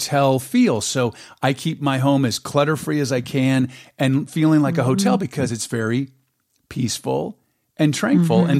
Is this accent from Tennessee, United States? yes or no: no; San Diego, California, United States; moved away; I was born and raised in San Diego